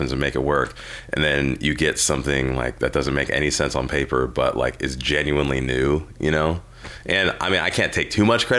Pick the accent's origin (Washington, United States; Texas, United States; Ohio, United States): Washington, United States; Seattle; I grew up in Seattle